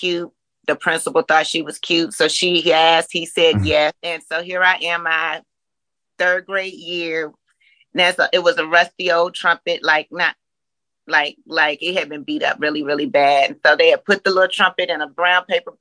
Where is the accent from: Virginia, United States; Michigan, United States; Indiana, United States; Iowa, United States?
Virginia, United States; Richmond; moved away as an adult; now in Atlanta, United States; From Richmond, Virginia. So Virginia grown, you know, transplanted to Atlanta in 2000